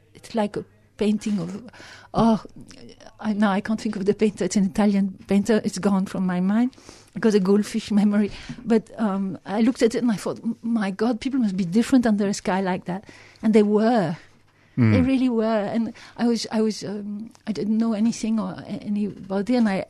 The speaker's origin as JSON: {"language": "English", "region": "South East England", "country": "United Kingdom", "tie": "born or raised there", "also_born_or_lived": "London", "said": "And I was brought up in Sussex in the south of England, and I was born in London."}